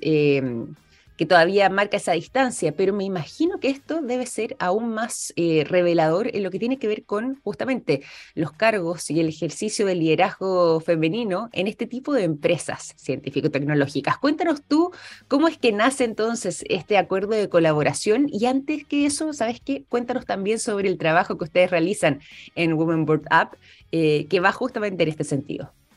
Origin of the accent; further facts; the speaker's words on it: Chile; nosotros los chilenos